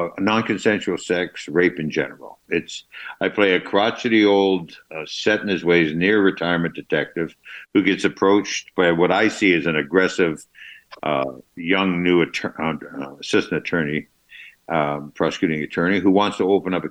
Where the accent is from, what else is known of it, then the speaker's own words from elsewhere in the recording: Canada; accent: Canadian; I just got my Canadian accent there